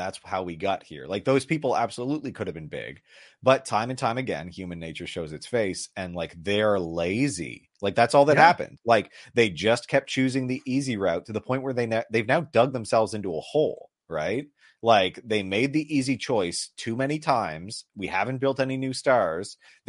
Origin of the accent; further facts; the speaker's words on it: Canada; we're Canadian.